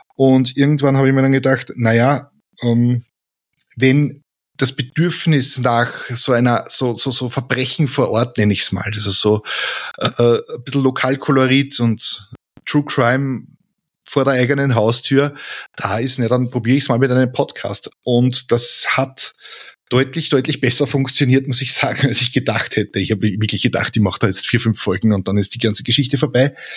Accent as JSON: {"language": "German", "region": "Lower Austria", "country": "Austria", "said": "ich bin Niederösterreicher"}